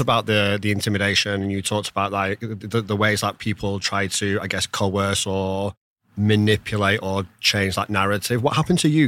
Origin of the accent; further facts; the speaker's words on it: Rochdale, North West England, United Kingdom; I'm from Rochdale, which has a massive, massive Pakistani population.